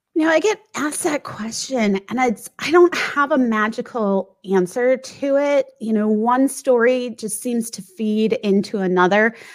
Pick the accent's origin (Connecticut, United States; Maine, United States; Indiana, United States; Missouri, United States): Missouri, United States; St. Louis; moved away as an adult; also born or lived in Washington, D.C. / Northern Virginia; now in San Diego, United States; I grew up mostly in St. Louis